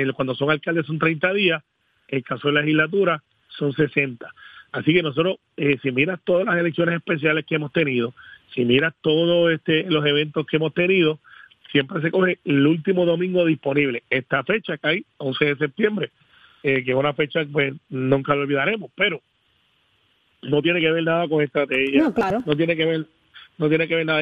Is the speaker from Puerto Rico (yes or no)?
yes; Puerto Rico; yo soy del área de Guaynabo, Bayamón